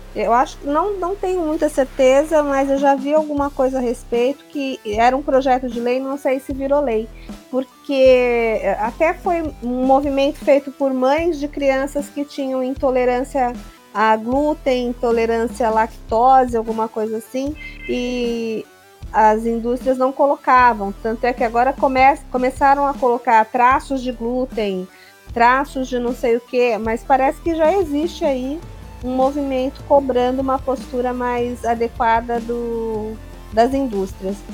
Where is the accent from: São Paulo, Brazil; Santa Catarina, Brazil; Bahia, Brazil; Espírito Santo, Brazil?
São Paulo, Brazil; nós, como paulistas, a gente tem a sorte de estar assim, num estado que é o cadinho do Brasil